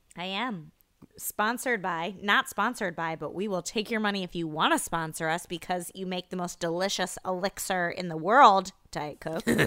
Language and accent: English; Iowa, United States; I grew up in Iowa